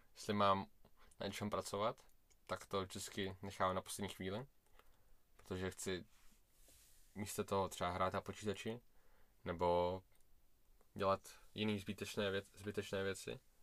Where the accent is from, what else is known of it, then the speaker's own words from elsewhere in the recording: Prague, Czechia; já jsem uh, Rus, jakože já jsem Rus, ale narodil jsem se v Česku, v Praze